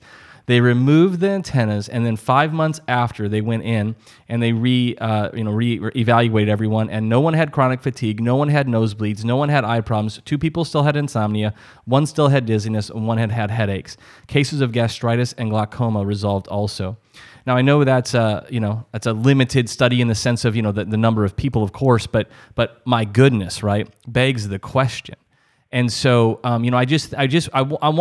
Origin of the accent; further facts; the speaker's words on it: South Dakota, United States; I grew up in South Dakota where there's a lot of tornadoes